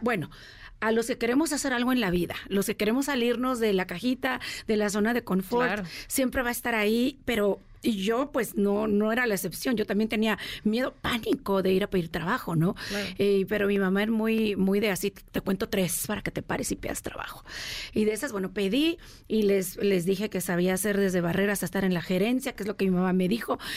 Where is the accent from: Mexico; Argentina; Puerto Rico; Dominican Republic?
Mexico; moved away as an adult; also born or lived in United States